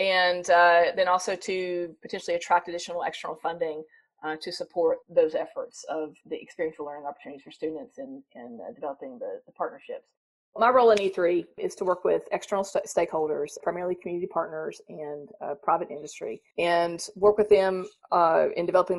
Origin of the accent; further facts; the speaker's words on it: North Carolina, United States; accent: southern; I was raised in North Carolina. You probably hear a slight southern accent. I think it's slight, but when I go home, they think it's gone. Raised in North Carolina.